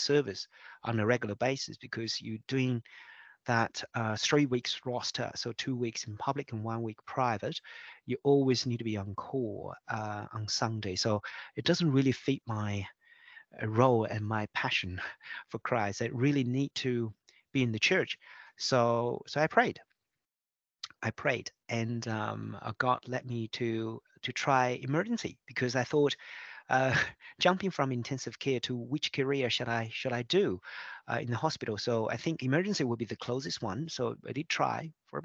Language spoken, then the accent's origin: English; China; moved away as an adult; also born or lived in Beijing, China; now in Melbourne, Australia; I was born in China and I was an intensive care doctor back in China in Beijing for about 8 years